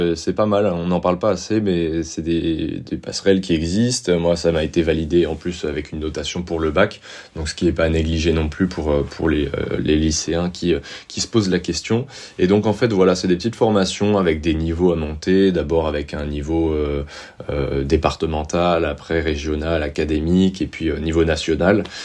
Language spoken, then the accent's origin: French; Montpellier, Occitania, France; also born or lived in Amiens, Somme, Picardy / Cahors; Je suis arrivé, donc j'ai grandi sur Montpellier